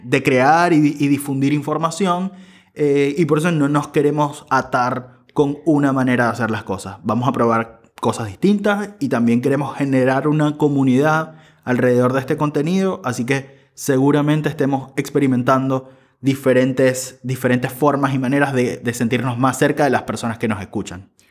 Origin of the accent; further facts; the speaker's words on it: Venezuela; moved away as an adult; now in Buenos Aires, Argentina; soy venezolano, periodista y soy migrante, vivo en Buenos Aires desde hace cinco años